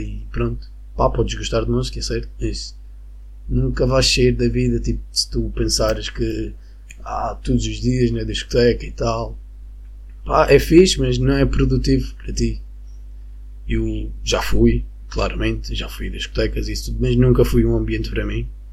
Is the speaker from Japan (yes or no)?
no; Venezuela; Portuguese is a second language; now in Madeira, Portugal; eu sou da Venezuela